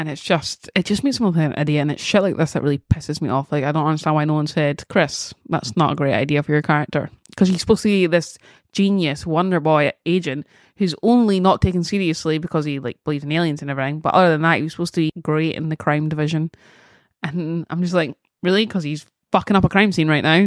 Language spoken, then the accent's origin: English; Scotland, United Kingdom; being Scottish